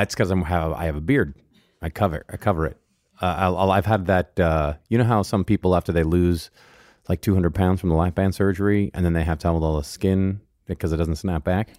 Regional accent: Mercer Island, Washington, United States; moved away; I grew up on Mercer Island

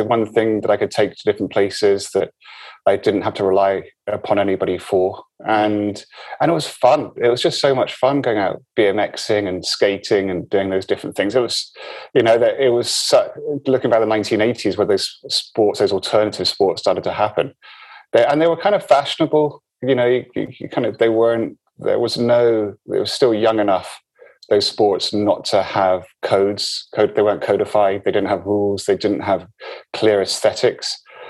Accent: Forres, Scotland, United Kingdom; also born or lived in Malta; No, I was born in Malta, and I was in Malta until I was just after I was 1 year old, then moved to the very north of Scotland, Forres, which is where they had the Nimrod bases.

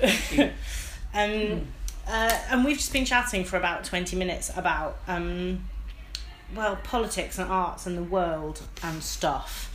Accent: Midlands, United Kingdom; I'm from the Midlands

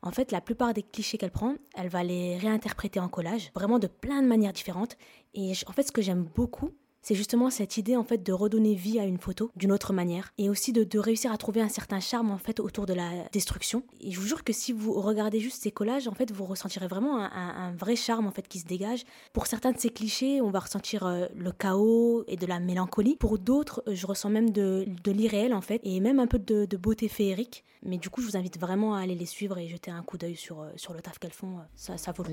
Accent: Lebanon; je suis libanaise

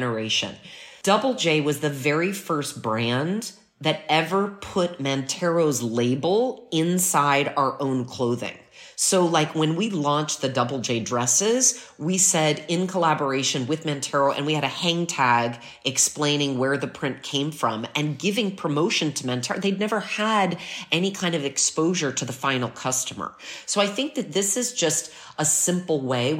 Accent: United States; now in Milan, Italy; I'm American

